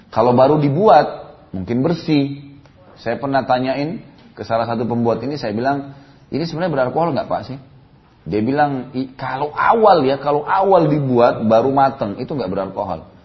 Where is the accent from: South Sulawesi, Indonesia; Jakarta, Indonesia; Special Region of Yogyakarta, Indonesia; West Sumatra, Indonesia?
South Sulawesi, Indonesia; born there; Saya lihat dulu kalau di Sulawesi Selatan ya, kalau di daerah saya e, lahir dulu, memang mereka sering kali.